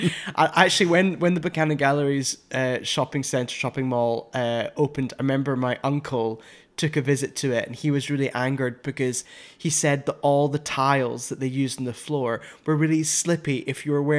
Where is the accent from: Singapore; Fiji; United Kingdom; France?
United Kingdom; Glasgow, Scotland; I grew up in Glasgow, the real ruffian city in Scotland.